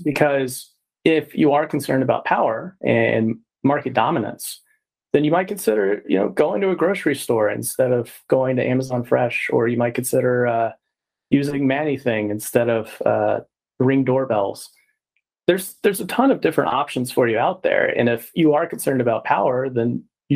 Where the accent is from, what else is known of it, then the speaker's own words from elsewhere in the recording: Texas, United States; I'm from Texas as well